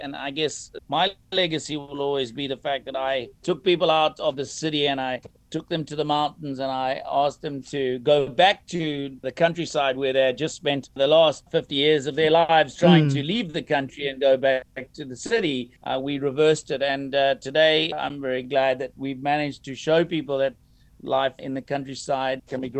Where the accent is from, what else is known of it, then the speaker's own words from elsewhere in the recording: Knysna, Western Cape, South Africa; moved away as an adult; now in China; that we live in South Africa. It's a very healthy, outside, outdoorsy lifestyle. And I guess growing up in South Africa, I grew up in a small town of Knysna, and in the Eastern Cape, I went to a boarding school, which was in the bush. And most of my life was, you know, in nature.